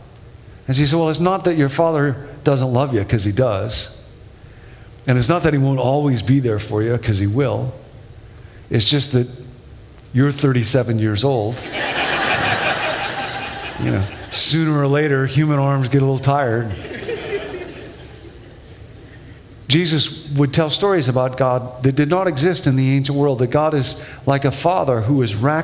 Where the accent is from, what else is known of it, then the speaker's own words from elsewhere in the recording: Rockford, Illinois, United States; When I was a kid, I grew up in Rockford, Illinois